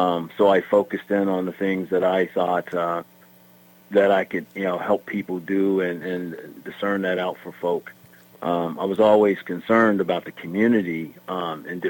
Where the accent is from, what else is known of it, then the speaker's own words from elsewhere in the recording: McKeesport, Pennsylvania, United States; also born or lived in West Virginia / Atlanta; I grew up primarily in McKeesport. Moved here from West Virginia because my dad was a United Methodist pastor.